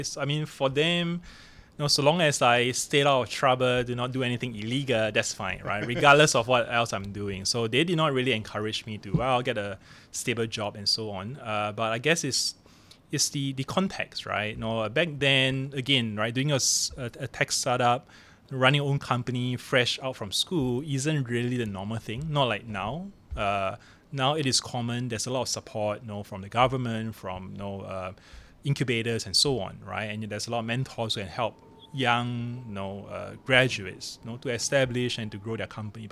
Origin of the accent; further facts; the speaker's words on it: Singapore; moved away as an adult; now in Hong Kong; So I grew up in Singapore